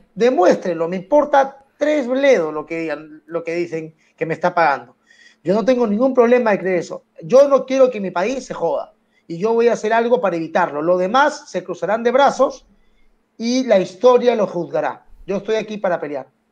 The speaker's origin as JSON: {"language": "Spanish", "region": "Lima", "country": "Peru", "tie": "born or raised there", "also_born_or_lived": "Barranco", "said": "yo soy Vía María del Triunfo"}